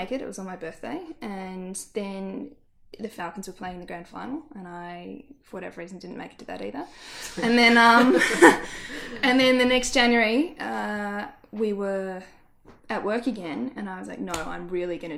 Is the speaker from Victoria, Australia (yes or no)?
yes; Melbourne, Victoria, Australia; growing up around North Melbourne